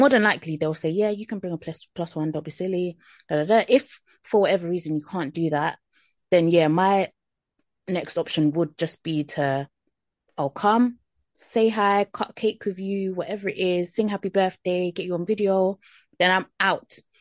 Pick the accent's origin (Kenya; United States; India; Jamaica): Jamaica; as a Jamaican